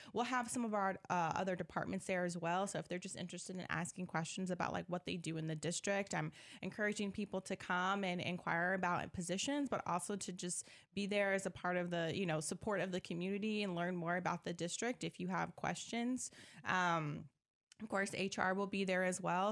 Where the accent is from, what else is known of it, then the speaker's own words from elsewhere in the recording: Decatur, Illinois, United States; also born or lived in Miami, Florida / Indiana; I'm from Decatur, Illinois, grew up here as well. Well, I, I came probably mid-childhood